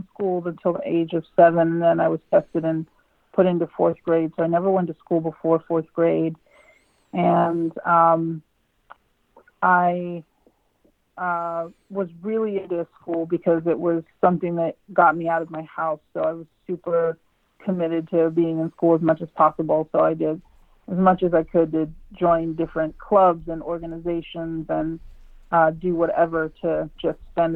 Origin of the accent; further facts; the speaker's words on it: Monessen, Pennsylvania, United States; I grew up in Westmoreland County in southwestern Pennsylvania.